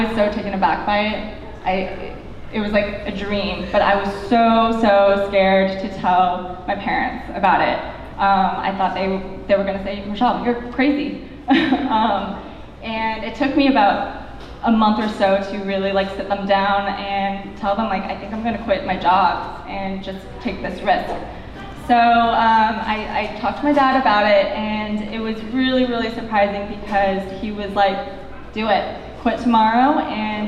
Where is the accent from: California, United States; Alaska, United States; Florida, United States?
California, United States; Culver City; was born and raised in Culver City.